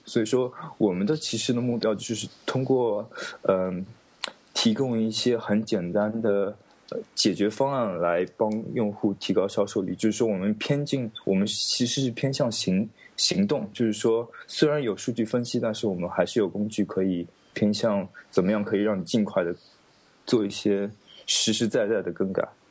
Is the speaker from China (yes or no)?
yes; China; now in United Kingdom; 再加上我一个中国人